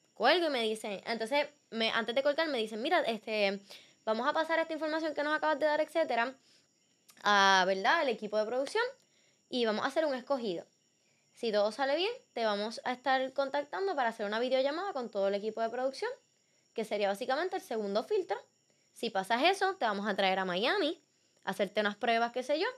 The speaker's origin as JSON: {"language": "Spanish", "country": "Puerto Rico", "said": "yo estoy de Puerto Rico. Y como que empezaron a vacilarse mi acento"}